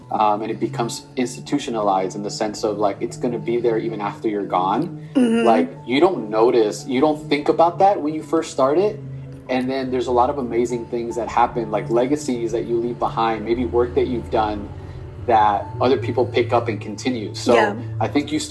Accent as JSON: {"language": "English", "town": "Los Angeles", "region": "California", "country": "United States", "also_born_or_lived": "Berkeley", "moved": "as an adult", "said": "I'm from Los Angeles, and when I went to Berkeley, which is 8 hours north, I've never been to the Bay"}